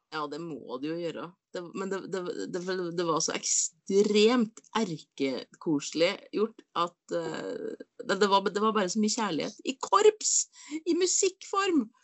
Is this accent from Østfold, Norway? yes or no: no; Inderøy, Trøndelag, Norway; på Inderøya så, så, var det eh, bui, altså boder, på barneskolen